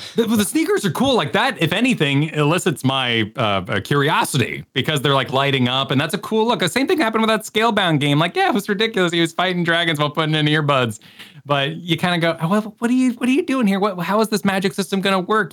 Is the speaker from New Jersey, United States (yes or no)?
no; New Mexico, United States; growing up in New Mexico